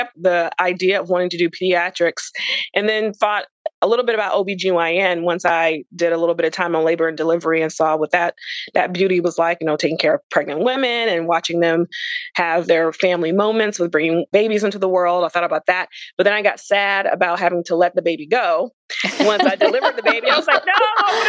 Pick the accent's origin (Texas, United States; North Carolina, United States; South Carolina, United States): South Carolina, United States; So I'm originally from South Carolina, but with my father's job, he worked for Federal Express as an executive. So every time he had a promotion or moved to a different department, we moved to a different Southern state.